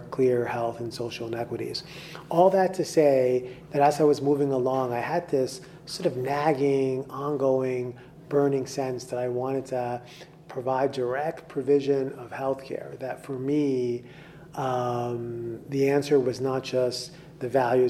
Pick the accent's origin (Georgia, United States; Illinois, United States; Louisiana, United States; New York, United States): New York, United States; New York City; I was born in the South Bronx in New York City